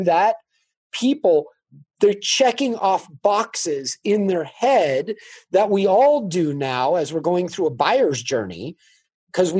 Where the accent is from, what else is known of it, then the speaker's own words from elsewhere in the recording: California, United States; I grew up in California